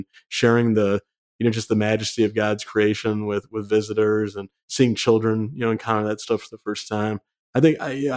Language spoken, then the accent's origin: English; Michigan, United States; I'm from Michigan